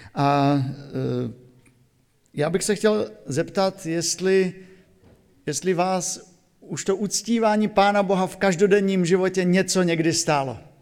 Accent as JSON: {"language": "Czech", "region": "Silesia", "country": "Czechia", "moved": "yes", "lives_now": "Oldřichovce, Slovakia", "said": "u nás na Slesku"}